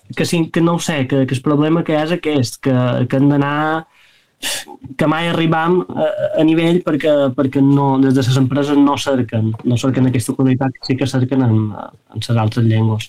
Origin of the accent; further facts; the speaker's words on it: Palma, Balearic Islands, Spain; som de Palma, Les Meravelles és un barri de Palma